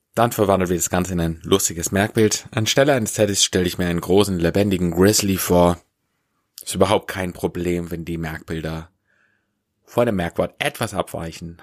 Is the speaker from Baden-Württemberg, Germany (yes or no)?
yes; Swabia, Baden-Württemberg, Germany; ich komme aus dem Schwabeländle